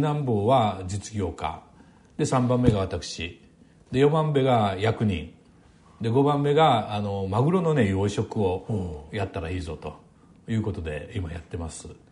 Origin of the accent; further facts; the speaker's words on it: Tosa, Kochi, Japan; moved away; 私の出身は土佐の高知なんですけど